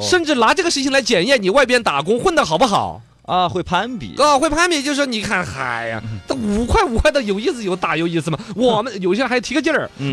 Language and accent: Chinese; Sichuan, China; 我们四川这边